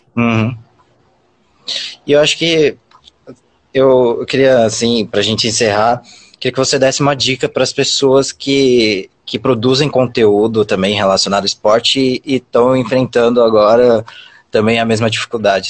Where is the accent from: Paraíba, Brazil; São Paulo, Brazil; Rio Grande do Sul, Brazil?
São Paulo, Brazil; Mogi das Cruzes; eu sou aqui de Mogi das Cruzes